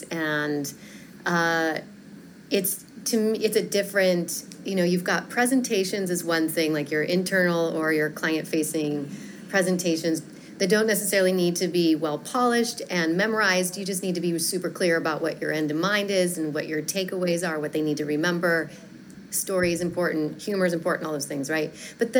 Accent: Fort Collins, Colorado, United States; moved away as an adult; also born or lived in San Francisco / Chicago; I grew up in Colorado. I grew up in a town called Fort Collins, an hour north of Denver

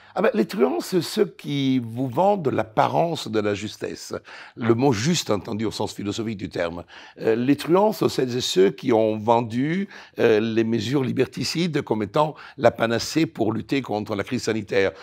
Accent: Italy; French is a second language; moved away as an adult; now in France; j'ai quitté l'Italie

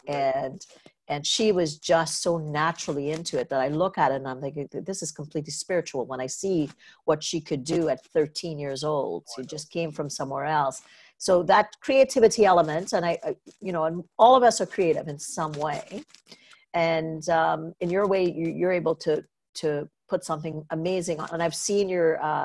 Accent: Trinidad & Tobago; moved away; I grew up in Trinidad Tobago

